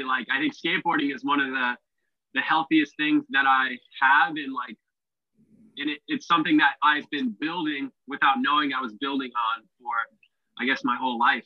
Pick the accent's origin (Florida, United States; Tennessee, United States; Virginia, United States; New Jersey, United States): Florida, United States; Orlando; moved away as an adult; now in Australia; I was born in Orlando, Florida. And I've never been so proud to be from somewhere. I love telling people I'm from Orlando. I had a great upbringing